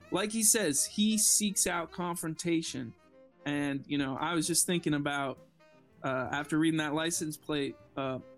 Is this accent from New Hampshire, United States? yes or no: yes; New Hampshire, United States; i I'm from New Hampshire, son. Live free or die.